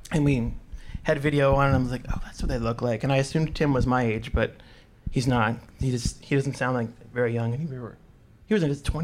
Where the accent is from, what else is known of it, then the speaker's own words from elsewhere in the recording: Baltimore, Maryland, United States; accent: Baltimore; my Baltimore accent